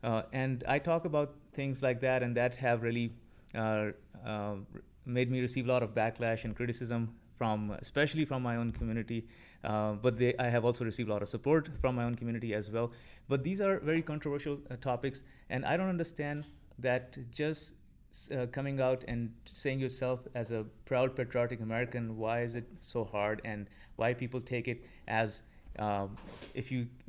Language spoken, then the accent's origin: English; Lahore, Punjab, Pakistan; moved away as an adult; also born or lived in New York / Southern California / Illinois; now in United States; I'm originally from Pakistan. I was born and raised over there.